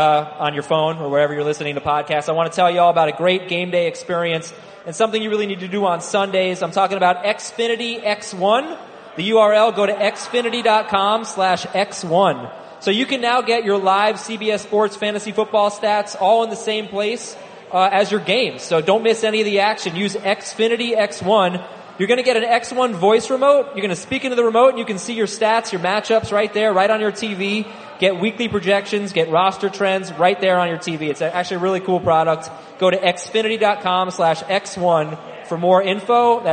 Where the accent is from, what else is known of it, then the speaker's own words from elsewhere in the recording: Philadelphia, Pennsylvania, United States; Yeah, we love it. Born and bred.